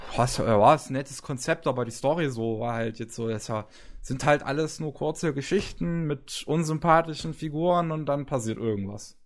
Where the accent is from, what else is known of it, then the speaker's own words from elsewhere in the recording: Germany; bei uns in Deutschland